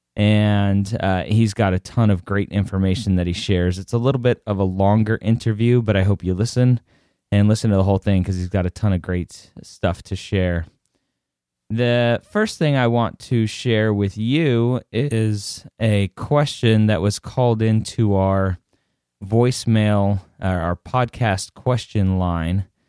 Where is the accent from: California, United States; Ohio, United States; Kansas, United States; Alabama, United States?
California, United States; Redondo Beach; I grew up in um, Redondo Beach